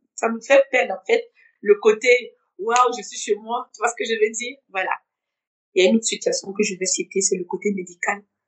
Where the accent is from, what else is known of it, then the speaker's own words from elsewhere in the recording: Bobo-Dioulasso, Hauts-Bassins, Burkina Faso; moved away as an adult; also born or lived in Ouagadougou, Burkina Faso / United States / Togo; now in France; je reste cette burkinabé je, je reste cette Bourgolaise. voilà et à chaque fois que je repars je repars euh, dans la ville dans la ville où j'ai grandi je suis née à Ouagadougou j'ai à Bobo